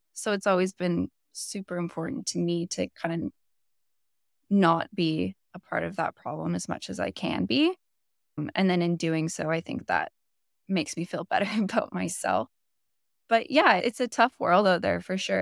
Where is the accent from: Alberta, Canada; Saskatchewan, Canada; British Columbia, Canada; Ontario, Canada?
British Columbia, Canada; Bowen Island; now in Vancouver, Canada; I grew up on a really small island called Bowen Island, which is just off of West Vancouver